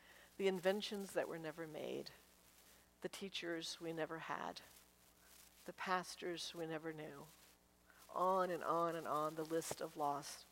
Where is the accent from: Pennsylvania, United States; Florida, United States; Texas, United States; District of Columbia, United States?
District of Columbia, United States; Washington; I grew up in Washington, D.C.